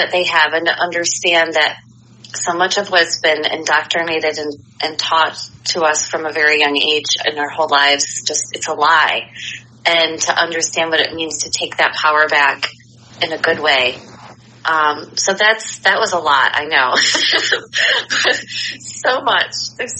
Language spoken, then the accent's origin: English; United States; I'm in the United States, and I'm born and raised in the United States